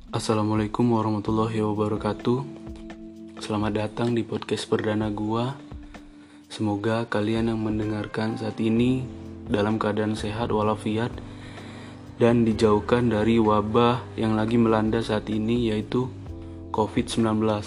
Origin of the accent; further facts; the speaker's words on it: Bandar Lampung, Lampung, Indonesia; asal gue dari Bandar Lampung